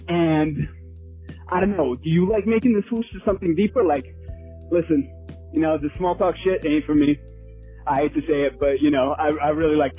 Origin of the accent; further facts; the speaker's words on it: New York City, New York, United States; growing up in New York City